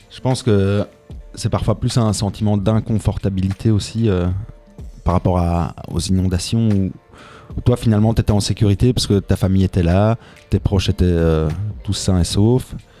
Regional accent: Tubize, Wallonia, Belgium; je viens de Tubize, de l'autre côté du Brabant Wallon

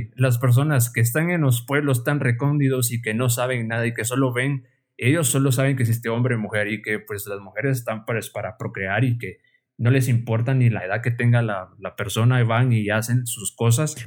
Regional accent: Guatemala; como decimos los guatemaltecos

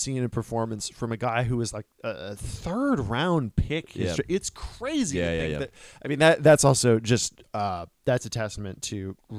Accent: United States; I'm American.

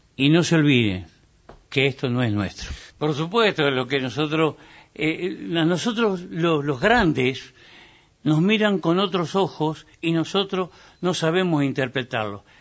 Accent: Entre Ríos, Argentina; mi pueblo entrerriano, mis gurises

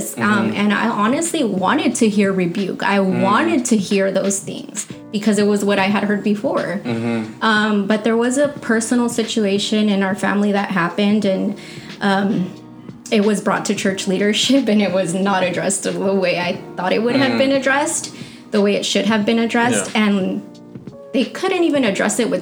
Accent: Santa Ana, California, United States; I'm actually from Santa Ana.

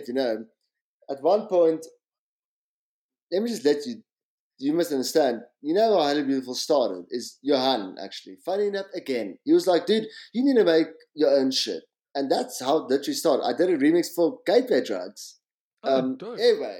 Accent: Pretoria, Gauteng, South Africa; also born or lived in France / Cape Town; I grew up in Pretoria, and at 22, I was 22, and I like made this mission to Cape Town

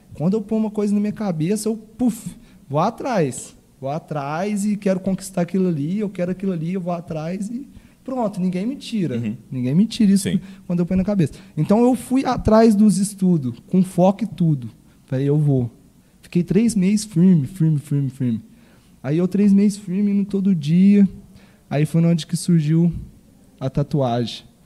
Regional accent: São Sebastião do Paraíso, Minas Gerais, Brazil; eu fui nascido e criado aqui em São Sebastião do Paraíso, no bairro São Judas

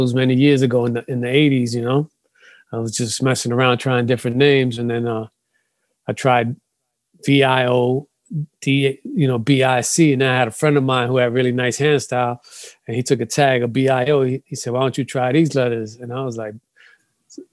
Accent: New York City, New York, United States; So I grew up in Bronx River Projects.

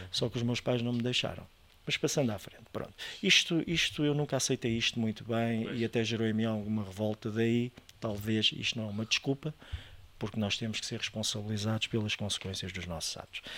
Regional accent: Estoril, Lisbon, Portugal; also born or lived in France / Bali; eu nasci em Lisboa, mas a família da parte da minha mãe foi toda nascida no Estoril e é toda dali

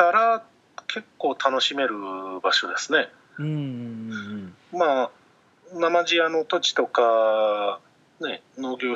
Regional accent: Ikuchijima, Hiroshima, Japan; born or raised there

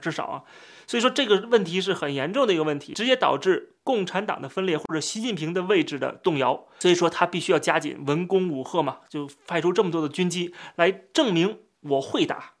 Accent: Taichung, Taiwan; 我的出生地是写台湾省台中市，然后还会写一个东西叫习惯，叫江苏

